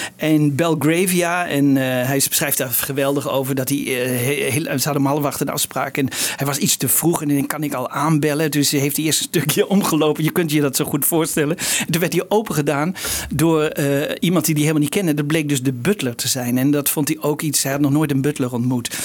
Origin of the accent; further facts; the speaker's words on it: Netherlands; als Nederlander